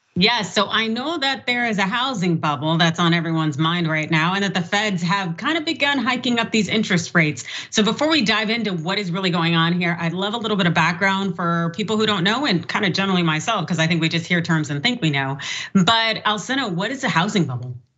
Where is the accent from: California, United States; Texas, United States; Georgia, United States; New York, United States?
California, United States; Sacramento; in my hometown, six people were killed, 12 wounded in Sacramento